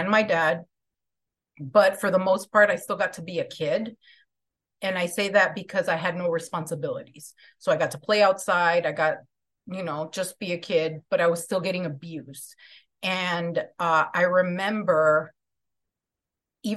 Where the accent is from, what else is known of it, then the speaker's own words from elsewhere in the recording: Chicago, Illinois, United States; So I'm from Chicago. I grew up in, I'm Mexican-American